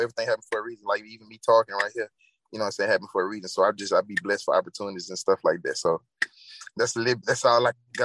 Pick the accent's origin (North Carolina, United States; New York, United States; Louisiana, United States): Louisiana, United States; Baton Rouge; moved away as an adult; I'm from Baton Rouge.